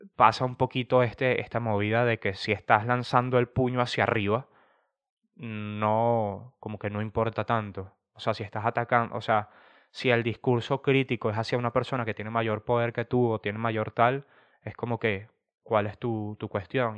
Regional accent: Venezuela; now in Spain; yo siendo un venezolano que está en España

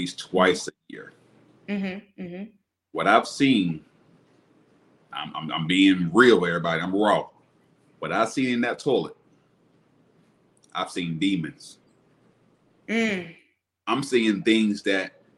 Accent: Alabama, United States; also born or lived in Tampa, Florida; I'm back in my hometown, Alabama

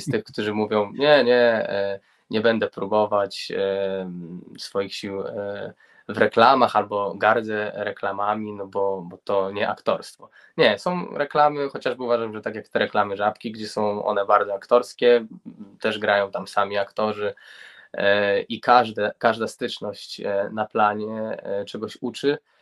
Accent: Grudziądz, Kuyavian-Pomeranian Voivodeship, Poland; ja pochodzę z Gruziądza, z Kujaw i Pomorza

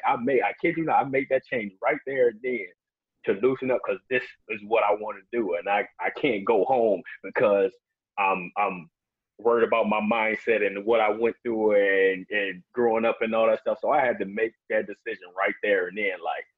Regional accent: Chicago, Illinois, United States; I'm from Chicago.

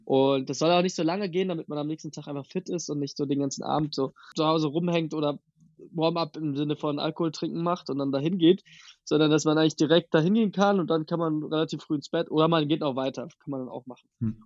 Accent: near Wiesbaden, Hesse, Germany; now in Berlin, Germany; aus der Nähe von Wiesbaden

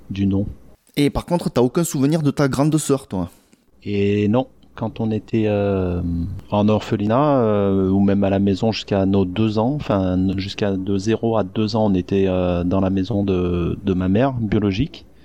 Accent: Masan, South Gyeongsang, South Korea; born there; moi, je suis pas né à Koje, je suis né à Mas Masanchi, euh, c'est euh, une ville qui est à une heure d'ici de Goje.

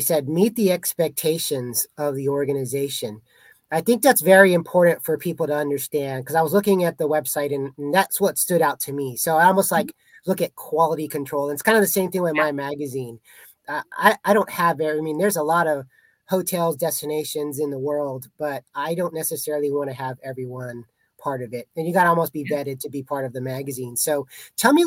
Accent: Texas, United States; I'm from Texas, but obviously I haven't been around much of the ranching side of things

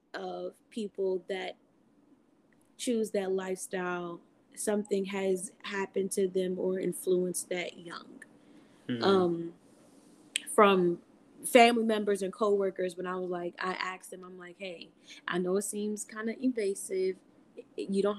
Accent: Maryland, United States; I am from Maryland, the M of the DMV.

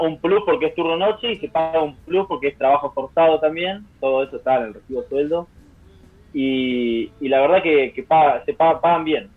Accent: San Cayetano, Buenos Aires Province, Argentina; moved away as an adult; now in Denmark; en San Cayetano, en mi pueblo

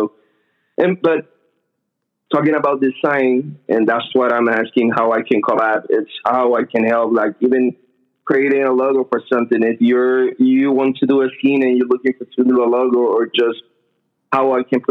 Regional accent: Puerto Rico; moved away as an adult; now in Bay Area, United States; I'm actually from Puerto Rico, but I have been living here 6 years.

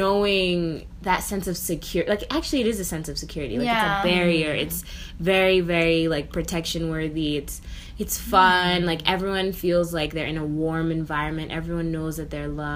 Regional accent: New York, United States; also born or lived in Nairobi, Kenya; I grew up in New York. So New York is actually technically home

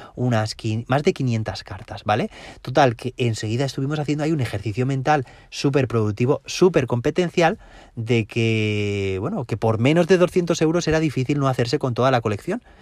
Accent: Valencian Community, Spain; Aquí, de donde yo soy, donde yo trabajo, en la comunidad valenciana

